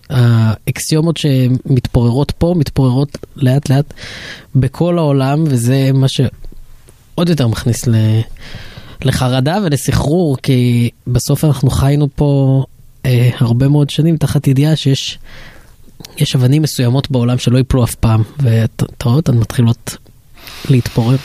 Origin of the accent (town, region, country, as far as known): Israel